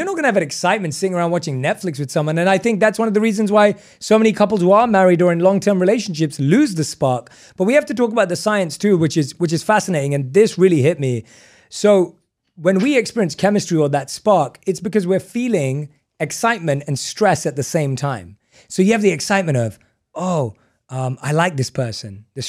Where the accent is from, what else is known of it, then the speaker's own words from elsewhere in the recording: England, United Kingdom; We're not surfers. We were born and raised in England. You don't go surfing in England.